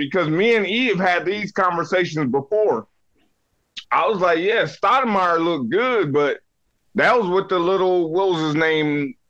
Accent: New Jersey, United States; I'm from Jersey, man.

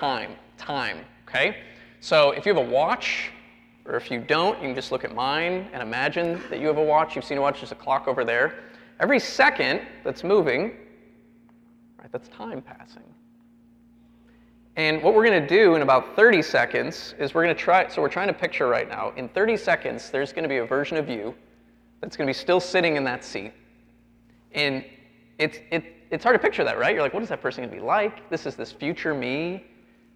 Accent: Chicago, Illinois, United States; I grew up in the Chicago area.

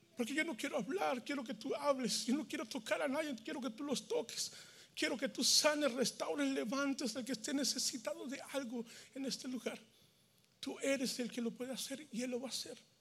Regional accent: Mexico; moved away as an adult; now in United States; en México, donde yo soy, allá se visita la esposa

